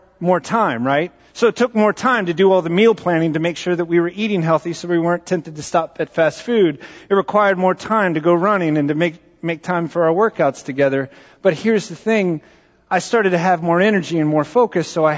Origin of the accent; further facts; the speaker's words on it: Southwest Texas, United States; I grew up in Southwest Texas